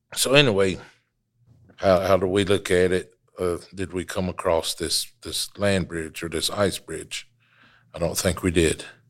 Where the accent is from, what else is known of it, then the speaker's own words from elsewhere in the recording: Wolftown, Qualla Boundary, North Carolina, United States; I come to you from the Wolf Town section of the mother town